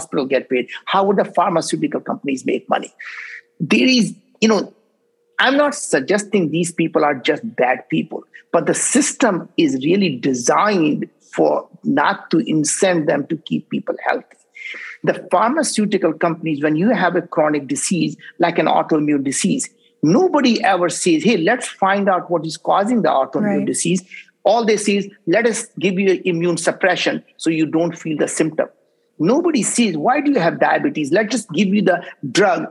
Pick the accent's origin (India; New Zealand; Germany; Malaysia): India; English is a second language; now in United States; I grew up in India